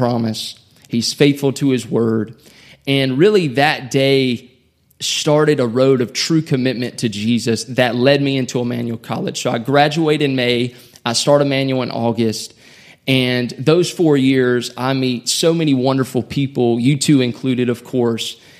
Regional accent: South Carolina, United States; also born or lived in Elberton, Georgia; my home state of South Carolina

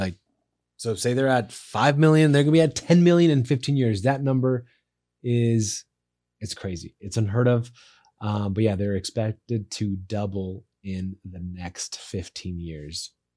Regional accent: Las Vegas, Nevada, United States; my home state and city, Las Vegas, Nevada

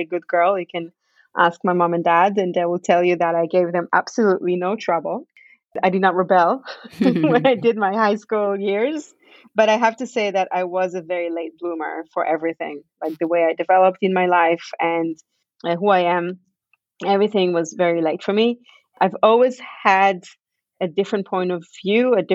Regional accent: Israel; moved away as an adult; also born or lived in Canada / Victoria, Canada; now in Vancouver, Canada; I grew up in Israel. I was born in Canada, but I grew up in Israel.

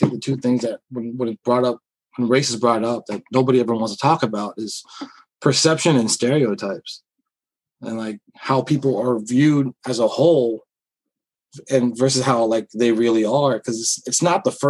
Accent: United States; I identify as an American first before anything. I'm a fucking United States veteran

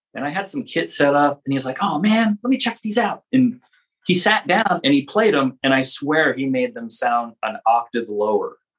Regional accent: Los Angeles, California, United States; I grew up in Los Angeles here

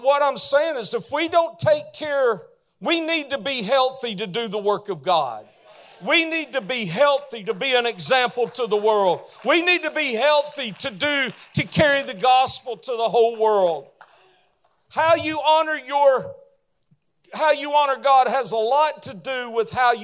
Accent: the South, United States; I'm from the South

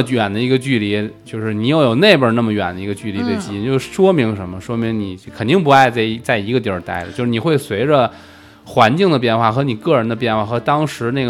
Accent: Shijiazhuang, Hebei, China; also born or lived in Beijing; 作为一个从小在河北，就是石家庄和这个北京来回切的人，没去过天津也是醉了。

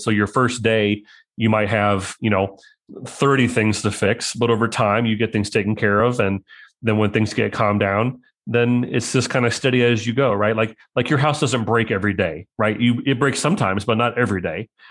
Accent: Mahomet, Illinois, United States; from Mohammed, Illinois

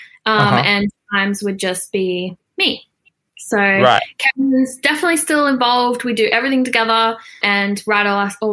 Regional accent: Australia; I'm Australian and I live in Australia

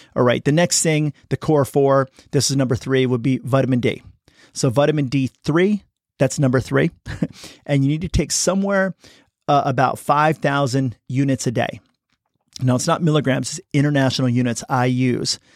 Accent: United States; I'm American

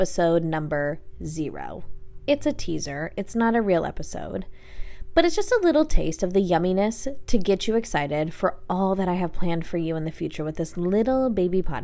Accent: Coeur d'Alene, Idaho, United States; my hometown, Coeur d'Alene, which is in North Idaho

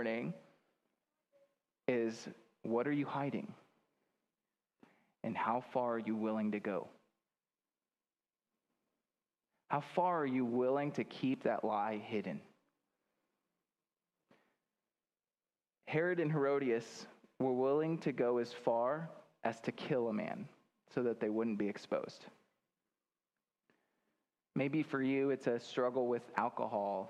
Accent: Grand Island, Nebraska, United States; moved away; I'm from Grand Island

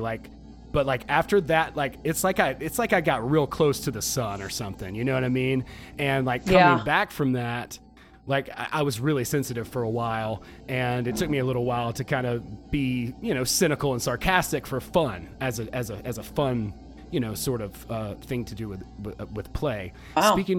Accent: Georgia, United States; I grew up in the South here in Georgia.

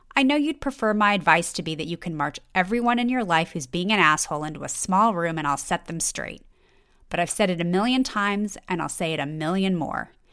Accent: Los Angeles, California, United States; I grew up in Los Angeles

